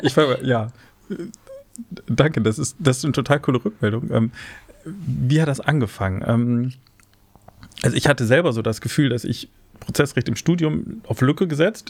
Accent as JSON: {"language": "German", "town": "Osnabrück", "region": "Lower Saxony", "country": "Germany", "tie": "born or raised there", "also_born_or_lived": "Cologne", "said": "in Osnabrück, zufällig meine Heimat"}